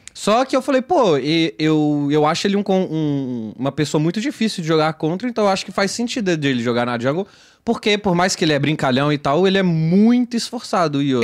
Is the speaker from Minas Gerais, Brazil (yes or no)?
yes; Belo Horizonte, Minas Gerais, Brazil; em Belo Horizonte, que é onde eu nasci.